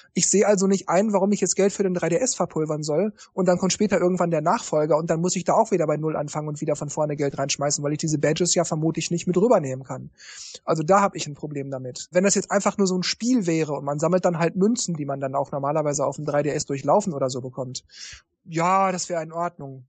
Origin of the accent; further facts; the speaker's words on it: Japan; ich komme aus Japan